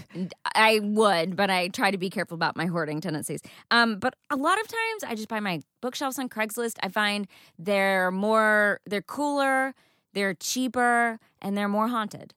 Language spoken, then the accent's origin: English; East Texas, United States; now in Los Angeles, United States; I am from East Texas, where we pick up people's stuff from the side of the road